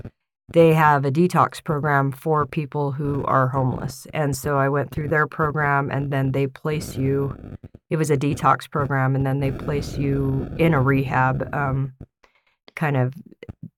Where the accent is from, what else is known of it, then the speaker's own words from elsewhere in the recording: Mountain Green, Utah, United States; also born or lived in Honeyville, Utah / Ogden, Utah; I grew up in Mountain Green.